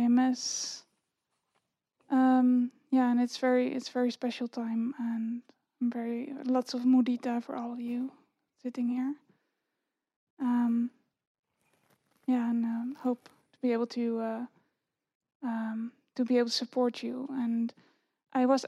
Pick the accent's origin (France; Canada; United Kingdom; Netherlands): Netherlands; now in Virginia, United States; I'm from the Netherlands. But I live in the U.S. In Virginia